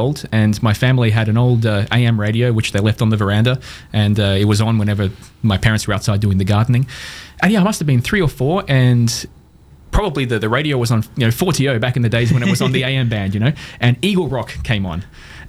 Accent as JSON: {"language": "English", "town": "Townsville", "region": "Queensland", "country": "Australia", "tie": "born or raised there", "also_born_or_lived": "Adelaide / Brisbane / England / Sydney", "moved": "as an adult", "lives_now": "Montreal, Canada", "said": "I'm from Townsville. Actually, I was born in Adelaide, but grew up in Townsville. Spent most of my childhood and teenage years here in the city."}